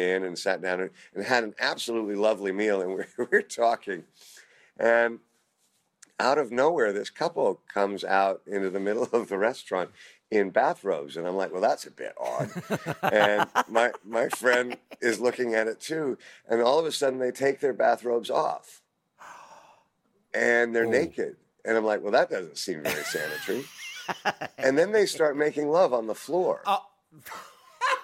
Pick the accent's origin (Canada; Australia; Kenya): Canada; also born or lived in United Kingdom; now in United States; as a kid growing up in Canada